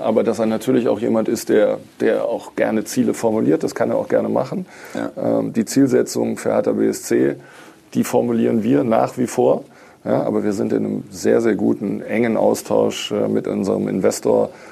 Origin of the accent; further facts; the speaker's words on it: Düsseldorf, North Rhine-Westphalia, Germany; moved away as an adult; now in Berlin, Germany; obwohl ich gebürtiger Düsseldorfer bin